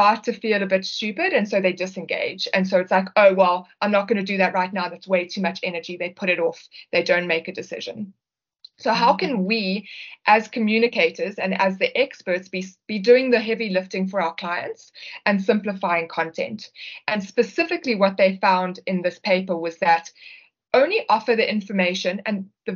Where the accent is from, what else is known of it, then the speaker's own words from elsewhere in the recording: South Africa; we're from South Africa